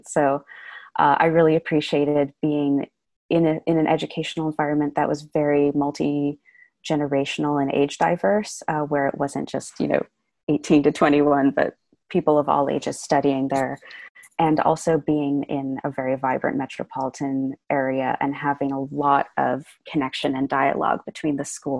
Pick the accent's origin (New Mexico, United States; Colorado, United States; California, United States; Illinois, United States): California, United States; San Francisco; also born or lived in Sag Harbor, New York; I was born and raised in San Francisco, but I actually spent a large portion of my upbringing in Sag Harbor, which is on the east end of Long Island.